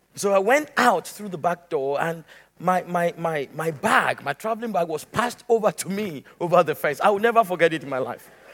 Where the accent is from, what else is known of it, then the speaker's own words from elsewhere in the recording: Nigeria; moved away; also born or lived in Lagos, Nigeria; I left the city of Lagos and went to my hometown